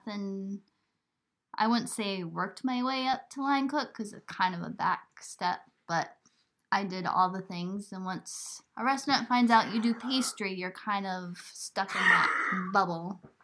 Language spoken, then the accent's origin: English; New York, United States; moved away; also born or lived in Burlington, Vermont; I come from New York